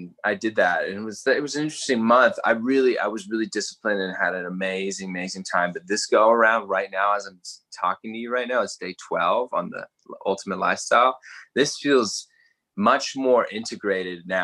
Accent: Canberra, Australian Capital Territory, Australia; moved away as an adult; also born or lived in Hawaii / Texas; now in Austin, United States; I was born in Canberra. So I spent most of my upbringing there when I was in my teens

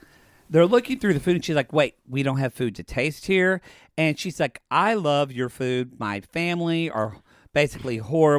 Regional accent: the South, United States; We're from the South.

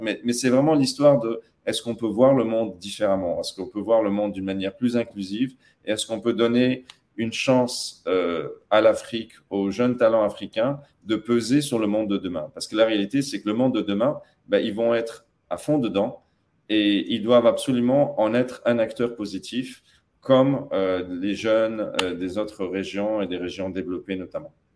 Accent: Tataouine, Tataouine Governorate, Tunisia; moved away; also born or lived in United States; je suis franco-tunisien, mais j'ai grandi notamment à Tatabine

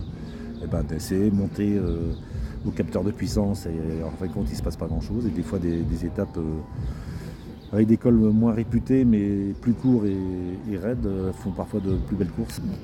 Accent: Normandy, France; je suis normand

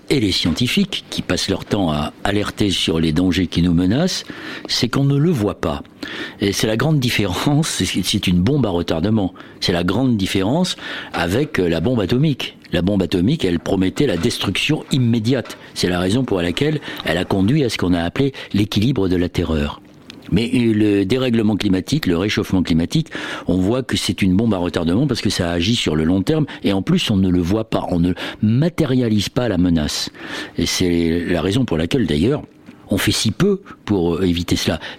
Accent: Brittany, France; Bah, moi, je viens de Bretagne, donc forcément, c'est ce qui me vient

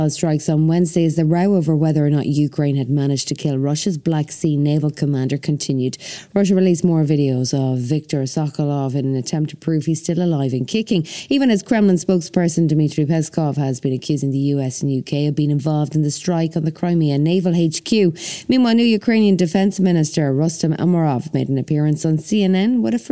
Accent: Canada; I'm here from Canada on book tour, and my country is still partially on fire

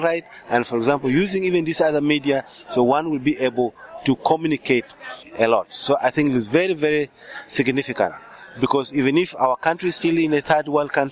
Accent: Uganda; English is a second language; I'm from Uganda

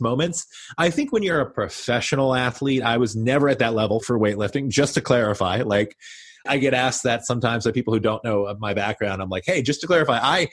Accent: Kentucky, United States; moved away; also born or lived in Boston; I was this kid from Kentucky who was going to school there

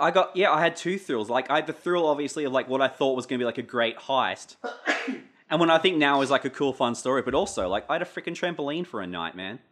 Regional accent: Pittsworth, Queensland, Australia; growing up in Pittsworth as, like, a weirdo outsider

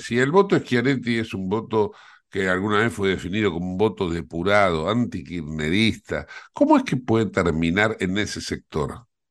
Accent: Argentina; somos los argentinos

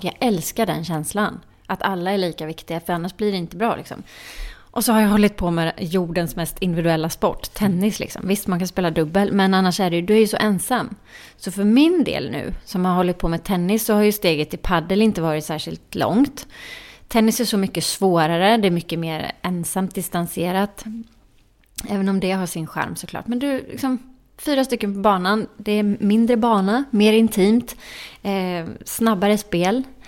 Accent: Jönköping, Jönköping County, Sweden; moved away; min hemstad Jönköping

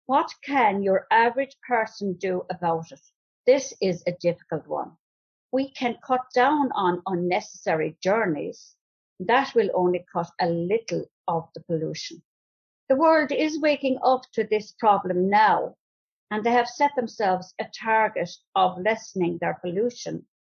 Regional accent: Ballinane, Ireland; I'm from Ballinane

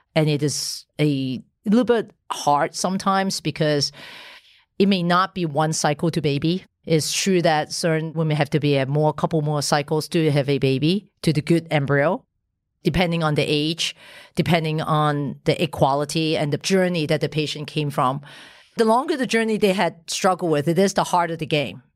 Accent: Hong Kong; I, I was born in Hong Kong

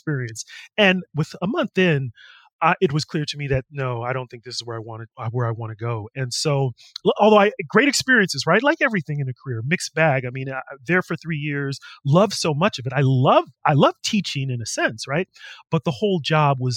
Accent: California, United States; moved away; me growing up in California, going to Berkeley

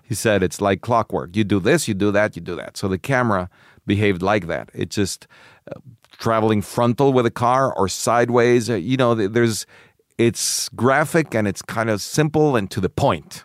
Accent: Mexico; I grew up in Mexico

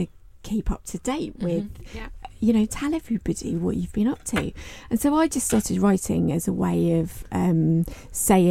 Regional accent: United Kingdom; us as a British reserve

